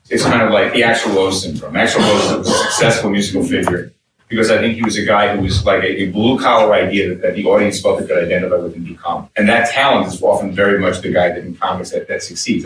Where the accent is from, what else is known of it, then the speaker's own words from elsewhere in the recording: New York City, New York, United States; When I grew up, I grew up in New York City, I grew up in Brooklyn